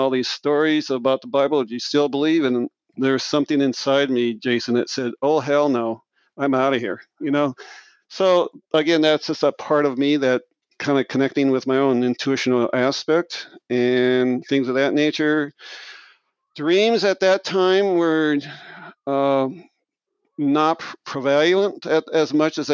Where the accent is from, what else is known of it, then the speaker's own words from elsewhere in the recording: Marshalltown, Iowa, United States; I'm from Marshalltown, Iowa, central Iowa, and grew up in a very small blue-collar town